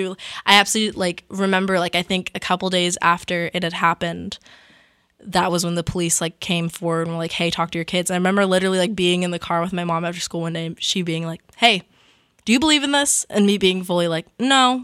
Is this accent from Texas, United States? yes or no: no; California, United States; My fellow California kid